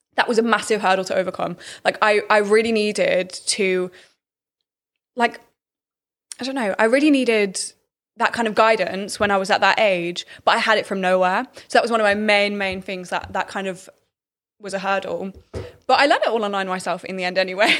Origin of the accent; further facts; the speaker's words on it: Birmingham, West Midlands, United Kingdom; I'm from Birmingham.